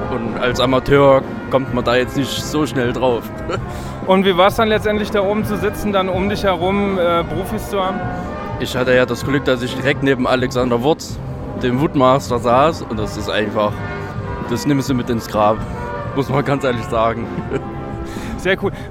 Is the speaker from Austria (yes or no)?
yes; Lower Austria, Austria; Äh, Waldviertel, also Niederösterreich.